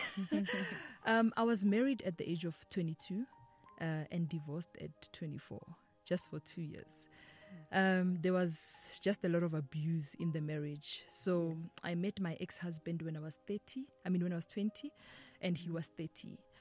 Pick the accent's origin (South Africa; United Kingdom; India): South Africa; Limpopo; I am from Limpopo, Denelten, Kontoani. I was born and raised there.